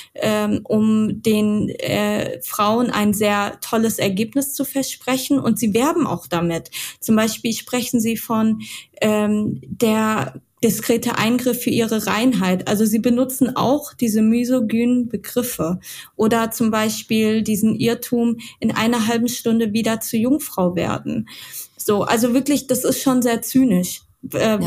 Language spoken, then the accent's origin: German; Mainz, Rhineland-Palatinate, Germany; Ja, ich komme aus Mainz.